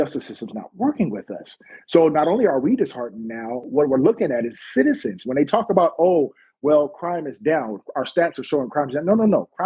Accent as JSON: {"language": "English", "country": "United States", "said": "I'm from America"}